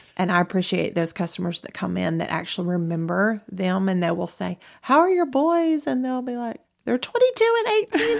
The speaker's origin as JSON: {"language": "English", "town": "Athens", "region": "Alabama", "country": "United States", "tie": "born or raised there", "moved": "as an adult", "lives_now": "Huntsville, United States", "said": "I'm originally from Athens, Alabama, which is not very far from here."}